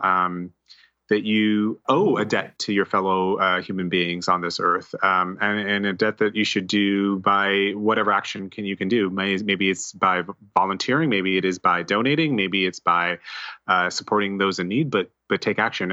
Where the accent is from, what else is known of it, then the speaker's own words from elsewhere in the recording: New Jersey, United States; also born or lived in New York City / Montclair / North Caldwell / Boonton Township; I was born in New York City, um, uh, Columbia University Hospital, and, um, you know, grew up in, um, New Jersey m, most of my life, uh, Montclair